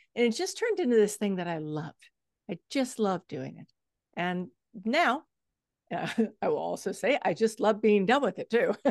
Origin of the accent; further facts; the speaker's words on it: Texas, United States; I come from Texas. Texas is flat as a board